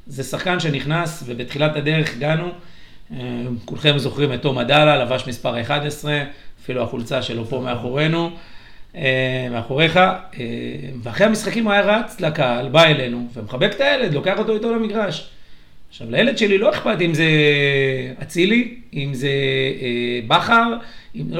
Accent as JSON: {"language": "Hebrew", "town": "Katzrin", "region": "Northern District", "country": "Israel", "lives_now": "Yavne, Israel", "said": "הגעתי ליבנה כי זה האמצע, אני במקור מקצרין, אשתי מאילת, רחוקה."}